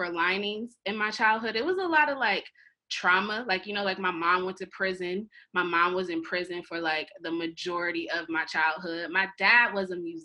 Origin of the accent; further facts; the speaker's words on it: Akron, Ohio, United States; moved away as an adult; now in New York City, United States; born and raised and majority of my life was spent in Akron, Ohio